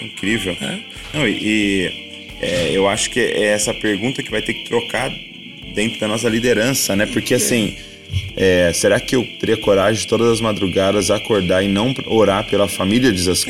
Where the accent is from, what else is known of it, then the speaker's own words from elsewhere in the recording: Brazil; como brasileiro